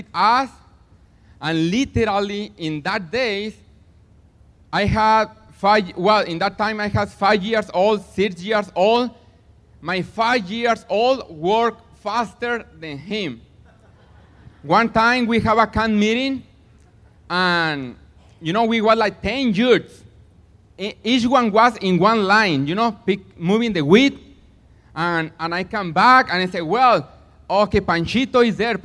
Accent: Mexico; now in Platina, United States; I am from Mexico, but I live in Platina

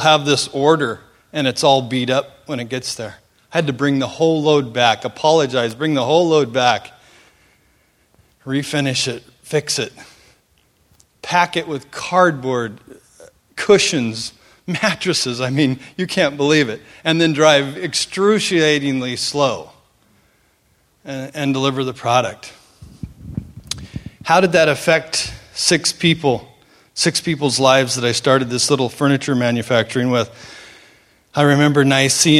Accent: Seattle, Washington, United States; also born or lived in Cambodia; I grew up here in the Seattle area

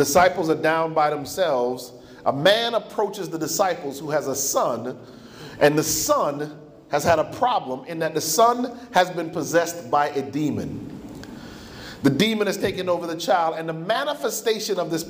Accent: United States; My parents are from the island of Jamaica. I was born in the States

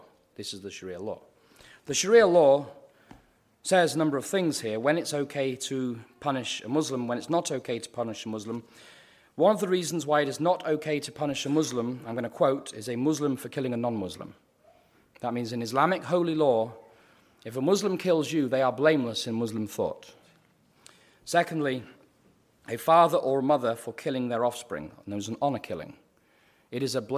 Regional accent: United Kingdom; now in United States; I'm a Brit

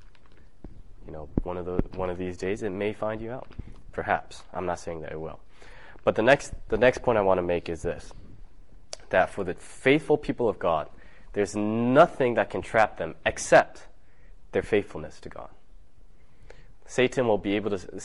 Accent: California, United States; I'm from California

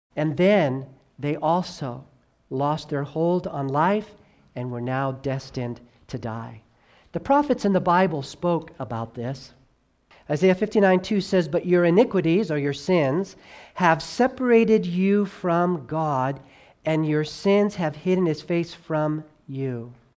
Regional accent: Southern California, United States; also born or lived in New York / North Carolina / Tennessee / Arkansas; now in Idaho, United States; I was born there. I grew up in Southern California

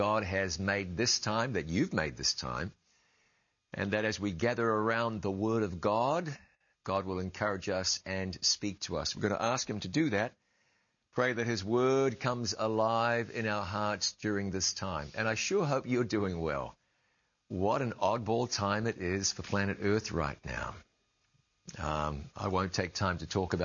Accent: Ngāruawāhia, Waikato, New Zealand; grew up on the banks of the Waikato River

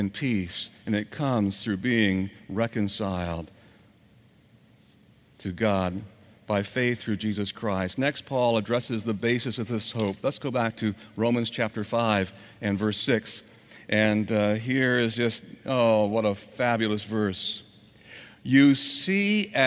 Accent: Orlando, Florida, United States; I was born here in Orlando in the last millennium

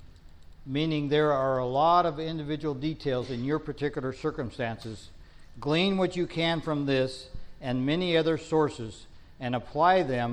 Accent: Northern California, United States; I grew up in Northern California. We call them almonds.

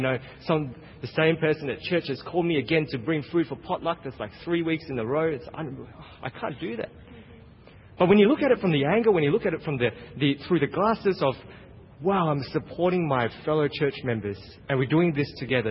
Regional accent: Australia; now in United States; I'm from Australia

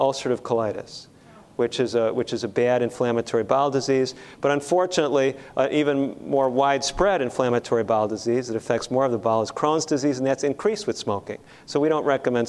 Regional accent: Chicago, Illinois, United States; I grew up in Chicago.

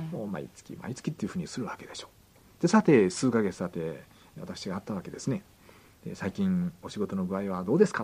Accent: Kyushu, Japan; 九州の、えー、あれですね出身なんですけども

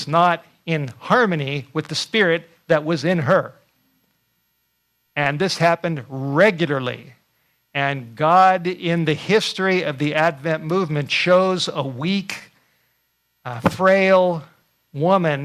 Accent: California, United States; I grew up in California

